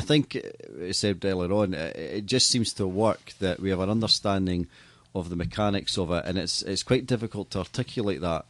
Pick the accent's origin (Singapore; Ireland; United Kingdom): United Kingdom; Scotland; as a Scottish person